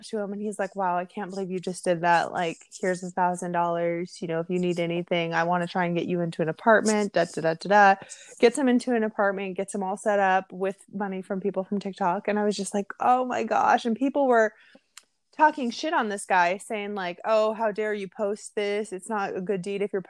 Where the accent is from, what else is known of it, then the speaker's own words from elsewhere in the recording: Seattle, Washington, United States; I grew up in Seattle